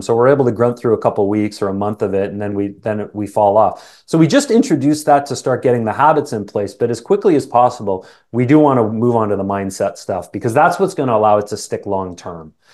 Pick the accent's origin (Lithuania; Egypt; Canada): Canada; accent: Canadian; also born or lived in England; I was born in England. My family, um, immigrated to Canada when I was just a young boy. Apparently, I had an accent for a little period of time, but that's long gone